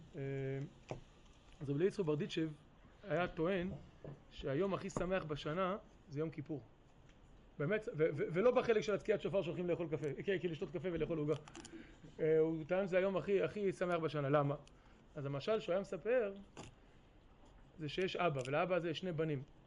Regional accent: Ma'alot-Tarshiha, Northern District, Israel; also born or lived in New York, United States; now in Kfar Vradim, Israel; ההורים שלי הגיעו לפה למעלות בשנת תשמ"ב.

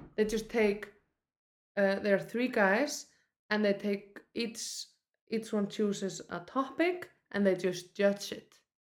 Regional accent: Iceland; I grew up in Iceland

